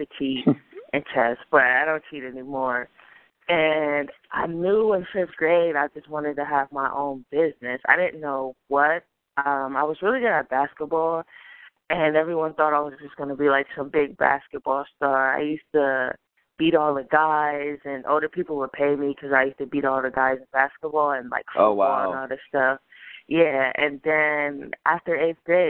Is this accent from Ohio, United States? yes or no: yes; Akron, Ohio, United States; I'm from Akron, Ohio.